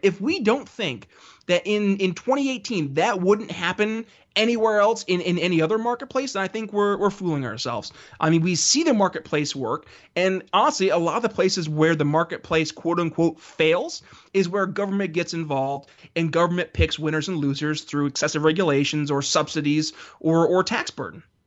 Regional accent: United States; I say this as an American

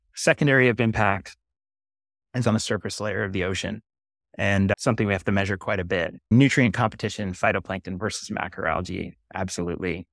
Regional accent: Maine, United States; growing up in Maine

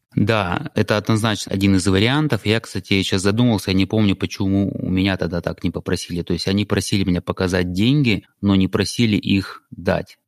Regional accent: Krasnodar, Krasnodar Krai, Russia; moved away as an adult; also born or lived in San Francisco, United States; now in United States; оригинально я из России, из Краснодара, и в США я переехал около 11 лет назад

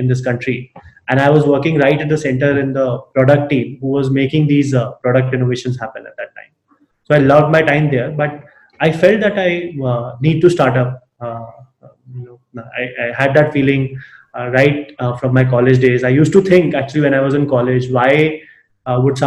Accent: Alwar, Rajasthan, India; growing up in Alwar.

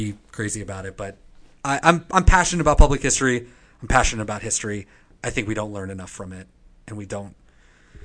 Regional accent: Cincinnati, Ohio, United States; I'm from Cincinnati

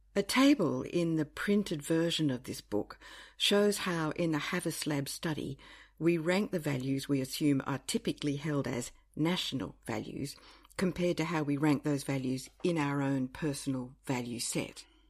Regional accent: Australia

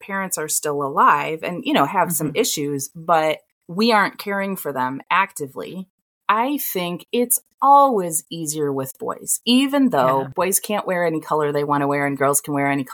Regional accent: Toledo, Ohio, United States; moved away; I came from Toledo, Ohio.

